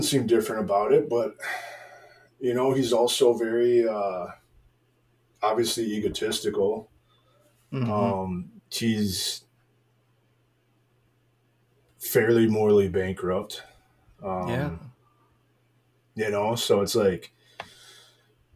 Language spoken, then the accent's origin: English; United States; I'm an American and I'm a Christian.